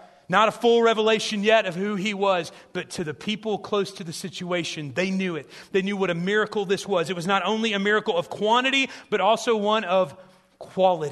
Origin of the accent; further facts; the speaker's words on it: South Central Illinois, United States; I grew up in these small churches in Illinois